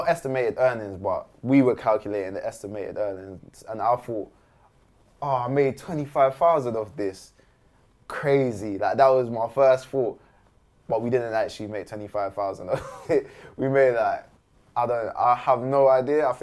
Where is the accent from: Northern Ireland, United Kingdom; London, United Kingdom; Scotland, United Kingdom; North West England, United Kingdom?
London, United Kingdom; Croydon; I'm from Croydon.